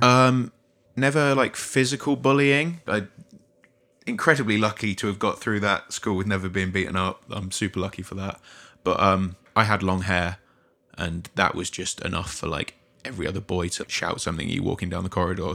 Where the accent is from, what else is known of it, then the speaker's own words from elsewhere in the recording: Poole, South West England, United Kingdom; now in Brighton, United Kingdom; I grew up on the south coast, but in a different part of the south coast. So I was born in Poole, which is a small small town just outside of Bournemouth